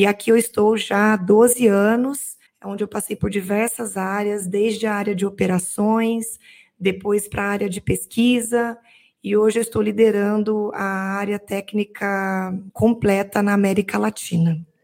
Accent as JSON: {"language": "Portuguese", "region": "Minas Gerais", "country": "Brazil", "tie": "born or raised there", "said": "Eu sou mineira, venho de uma cidade muito pequena, onde eu nasci e fui criada, uma cidade de 20 mil habitantes, onde tinha uma praça e uma igreja."}